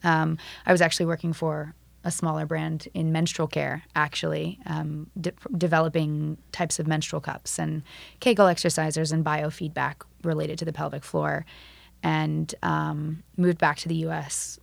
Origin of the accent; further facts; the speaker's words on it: Florida, United States; I'm from Florida